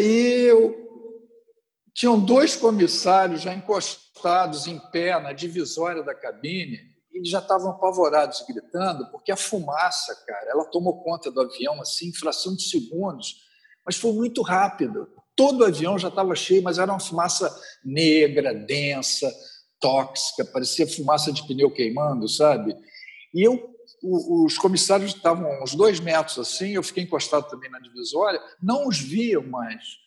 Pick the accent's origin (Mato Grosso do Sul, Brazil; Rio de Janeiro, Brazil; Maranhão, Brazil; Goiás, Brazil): Rio de Janeiro, Brazil; sou natural do Rio de Janeiro